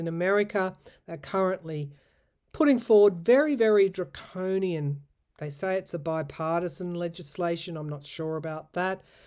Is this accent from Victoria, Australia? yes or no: no; New South Wales, Australia; We were lucky at the time in my home state to have a female premier